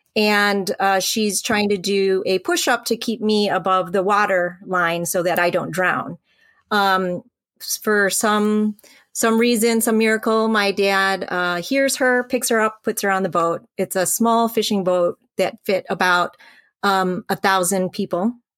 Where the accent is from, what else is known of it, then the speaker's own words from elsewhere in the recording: Royal Oak, Michigan, United States; also born or lived in Vietnam / Hong Kong / North Carolina; He found us a, uh, apartment in, uh, Royal Oak, and we had church ladies come by to teach us English